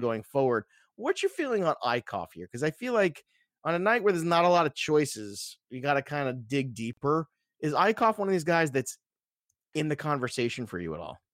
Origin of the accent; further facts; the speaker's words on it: New York City, New York, United States; I was born in Brooklyn